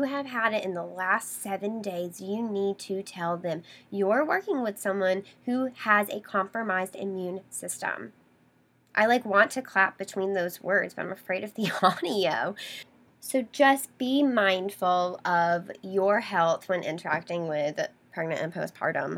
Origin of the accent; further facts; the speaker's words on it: the South, Southern United States, United States; I grew up in the Southern culture and that's how we did things